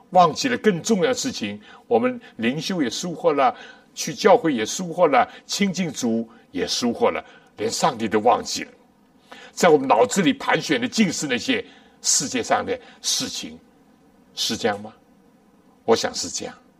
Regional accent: China; 我们中国人

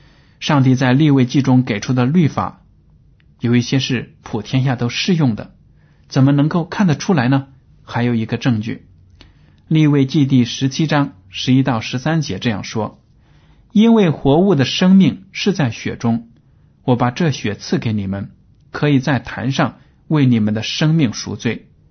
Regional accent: China; 但是我们看到呢，我们中国人。拿猪的血或者其他动物的血呢，做所谓的猪红啊，这样的让人吃。

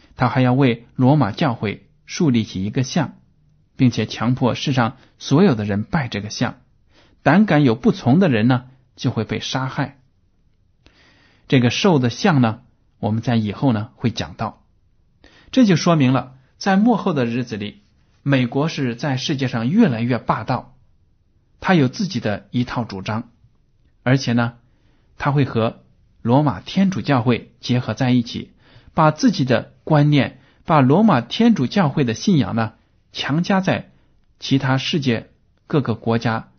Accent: China; 我们中国人有这样的感受

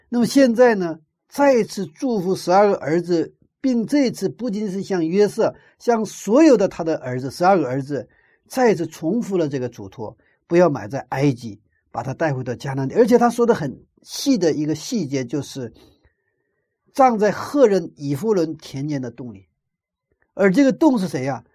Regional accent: China; 我们中国人的习惯

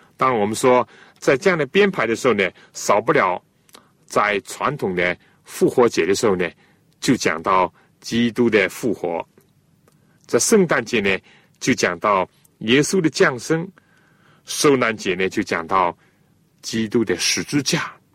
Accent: China; 我们中国人

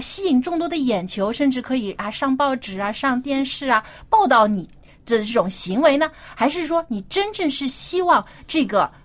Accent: China; 我们中国人

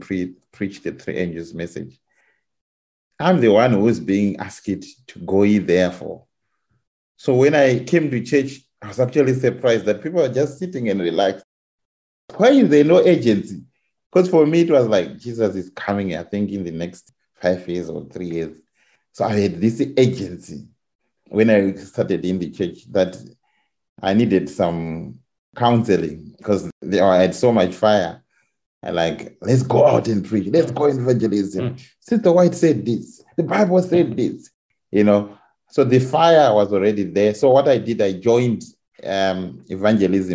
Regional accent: Zimbabwe; moved away as an adult; now in England; I'm coming from Zimbabwe where the membership I think is over 1 million Seventh-day Adventists.

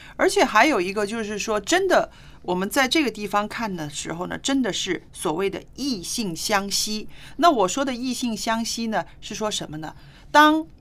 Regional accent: China; 为什么“早恋”这个词只有我们中国人才有呢？

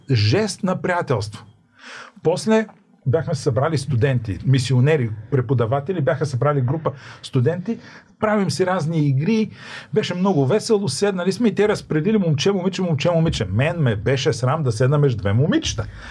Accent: Bulgaria; откъде си, България

